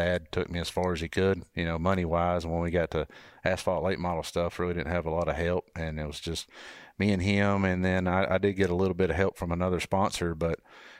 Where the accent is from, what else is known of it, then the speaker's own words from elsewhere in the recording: North Georgia, United States; I was just a kid from North Georgia